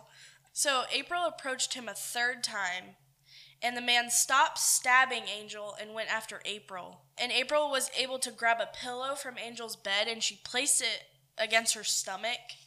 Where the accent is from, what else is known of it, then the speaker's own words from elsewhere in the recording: Winchendon, Massachusetts, United States; I'm from Winchendon, Massachusetts